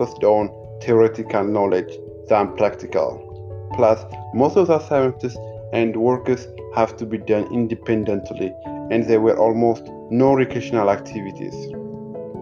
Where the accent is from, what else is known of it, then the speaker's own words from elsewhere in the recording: Addis Ababa, Ethiopia; I was born on Saturday night, September 26, 1995, by the Gregorian calendar and September 19, 1988 by Ethiopian calendar in Addis Ababa, Ethiopia